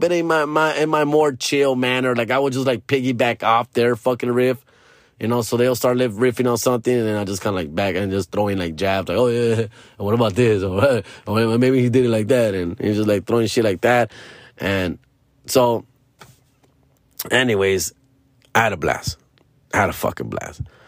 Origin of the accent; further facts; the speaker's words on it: Los Angeles, California, United States; I'm from Hollywood. I'm from L A.